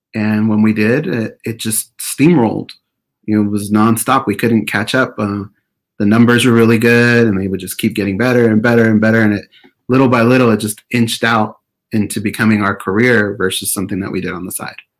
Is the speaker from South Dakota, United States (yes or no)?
no; Orange County, California, United States; also born or lived in Perris, California; we were born and raised in Orange County